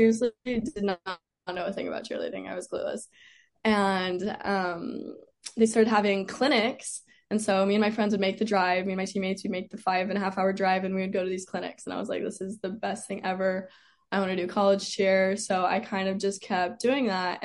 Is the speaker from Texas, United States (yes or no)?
no; St. George, Utah, United States; moved away as an adult; I am from St. George, Utah, so I'm right on the border between like Nevada and Utah down in southern Utah area. So I'm pretty far from home being out here.